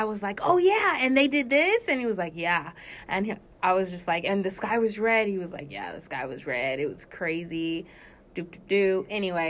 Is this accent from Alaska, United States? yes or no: yes; Anchorage, Alaska, United States; moved away; also born or lived in California; Anchorage, Alaska is where I was raised.